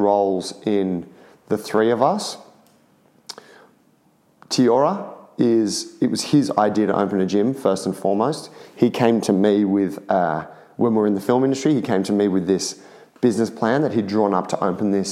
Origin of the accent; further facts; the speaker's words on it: Sydney, New South Wales, Australia; we're all from Sydney